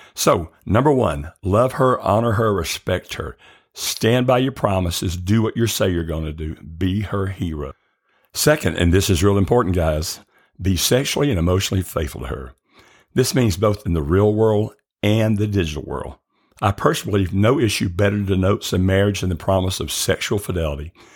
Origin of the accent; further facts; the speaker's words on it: the South, United States; I grew up in the South